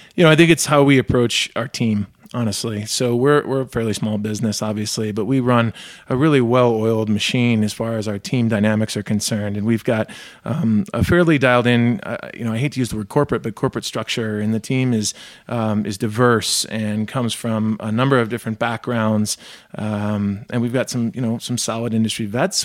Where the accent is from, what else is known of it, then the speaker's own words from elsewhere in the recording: Michigan, United States; I grew up in Michigan too